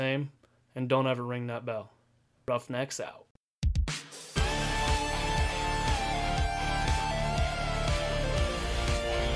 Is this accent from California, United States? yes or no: no; Pataskala, Ohio, United States; also born or lived in Delaware, Ohio; I grew up in Pataskal, Ohio